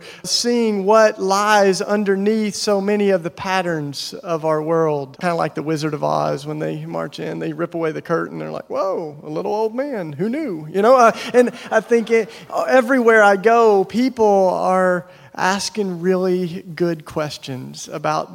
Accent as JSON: {"language": "English", "region": "East Tennessee", "country": "United States", "tie": "born or raised there", "said": "I grew up in East Tennessee, you know, in the Bible Belt"}